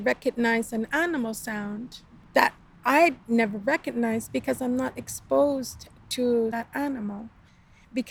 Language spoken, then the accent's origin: English; Northern Quebec, Canada; now in Southern Quebec, Canada; we're in Quebec. I come from Northern Quebec. I live in the South now